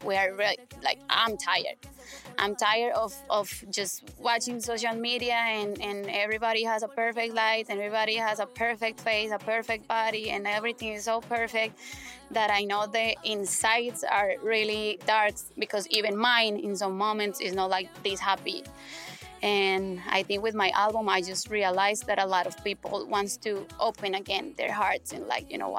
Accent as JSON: {"language": "English", "country": "Colombia", "second_language": "English", "said": "I'm from Colombia"}